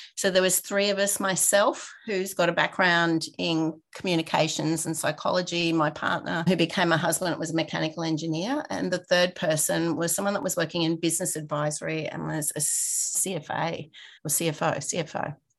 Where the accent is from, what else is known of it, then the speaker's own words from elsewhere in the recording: Rockhampton, Queensland, Australia; moved away as an adult; now in Brisbane, Australia; I grew up in a regional town. So I am from Rockhampton, so eight hours north. Lived there for about 25 years before I moved out and came to Brisbane.